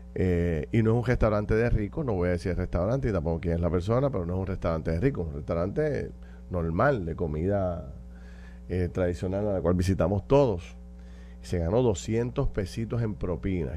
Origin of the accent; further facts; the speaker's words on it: Puerto Rico; como puertorriqueños